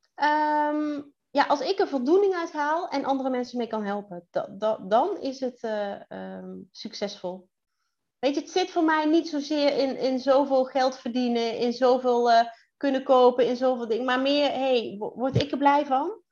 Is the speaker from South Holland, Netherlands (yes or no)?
no; Central Limburg, Netherlands; moved away as an adult; now in Drenthe, Netherlands; ik ben toch echt geboren en getogen in Midden-Limburg